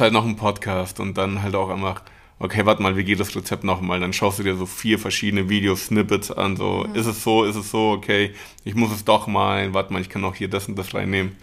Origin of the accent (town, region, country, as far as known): Munich, Bavaria, Germany; born or raised there; also born or lived in Mexico / Buenos Aires, Argentina